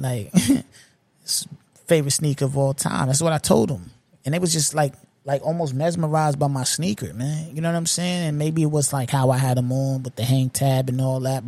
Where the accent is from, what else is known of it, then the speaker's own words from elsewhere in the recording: New York, United States; being a New Yorker